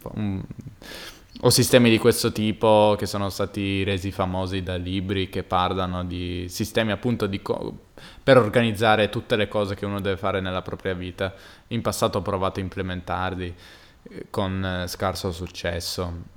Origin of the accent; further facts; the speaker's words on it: Turin, Piedmont, Italy; moved away; di Torino